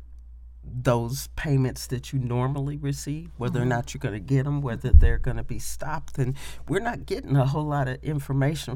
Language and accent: English; Indianapolis, Indiana, United States; I was born and raised in Indianapolis, Indiana